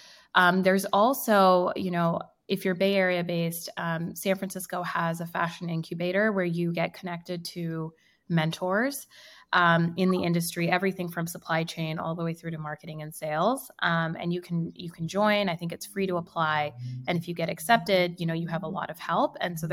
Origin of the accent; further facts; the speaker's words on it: India; first language Hindi; English is a second language; So Am has two meanings in Hindi, which is my native tongue.